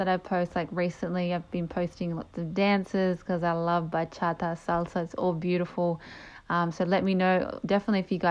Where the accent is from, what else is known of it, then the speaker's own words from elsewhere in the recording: Australia; also born or lived in Chile (ancestry); My parents are Chilean. My brother's a Chilean. I was born here in Australia